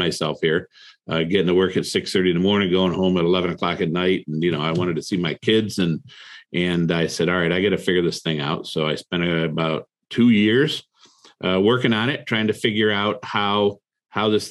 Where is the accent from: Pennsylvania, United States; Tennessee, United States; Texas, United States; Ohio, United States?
Ohio, United States; Toledo; also born or lived in Cleveland, Ohio; I grew up in Toledo, Ohio. Moved to Cleveland